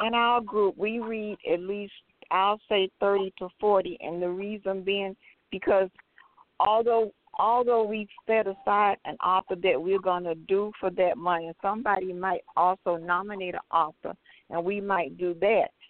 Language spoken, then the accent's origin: English; Miami, Florida, United States; now in Atlanta, United States; I'm originally from Miami, Florida